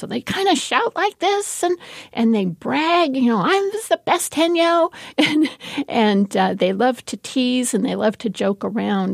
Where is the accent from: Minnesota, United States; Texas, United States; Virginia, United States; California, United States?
California, United States; when I was a little kid, I'm from California, and we had huge abalone beds